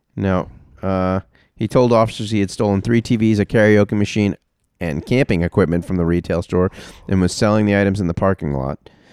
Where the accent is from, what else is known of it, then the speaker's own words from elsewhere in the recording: New York, United States; I grew up in New York